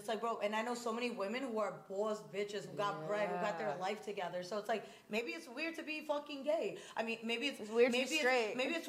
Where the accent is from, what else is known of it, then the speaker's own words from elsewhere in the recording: New York City, New York, United States; moved away as an adult; now in Miami, United States; I'm from Coney Island, Brooklyn.